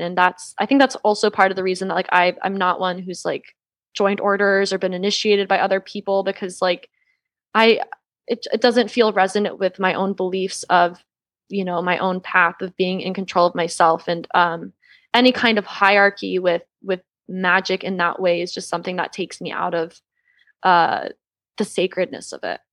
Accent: Georgia, United States; now in Los Angeles, United States; I grew up in the Bible Belt. I grew up in Georgia

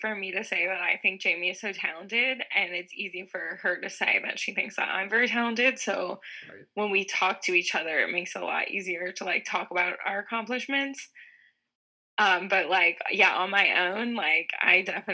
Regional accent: Houston, Texas, United States; moved away as an adult; now in New York City, United States; I'm originally from Texas, Houston, Texas.

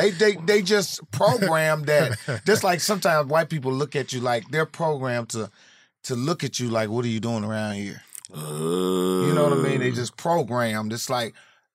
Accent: Indianapolis, Indiana, United States; moved away as an adult; also born or lived in Atlanta; Indianapolis. I'm from Naptown.

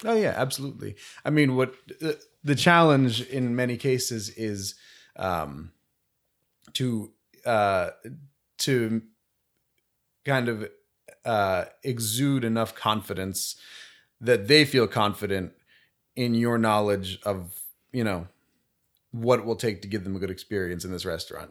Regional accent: Bethlehem, Pennsylvania, United States; moved away as an adult; now in Philadelphia, United States; I'm from Bethlehem, Pennsylvania originally

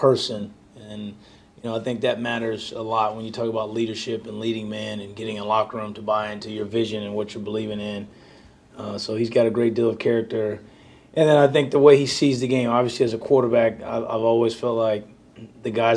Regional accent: Southern California, United States; moved away; growing up in Southern California, having our roots there

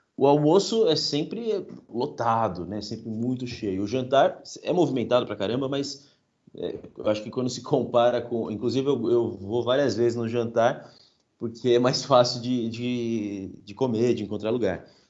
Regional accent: São Paulo, Brazil; eu venho de Parelheiros, né? Parelheiros é o, é o último bairro de São Paulo na Zona Sul. Então é quase uma zona rural dentro da cidade de São Paulo. Eu cresci lá, morei lá até os meus 18.

